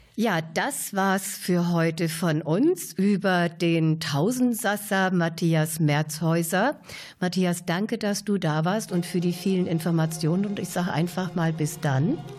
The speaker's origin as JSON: {"language": "German", "country": "Germany", "said": "bei uns in Deutschland"}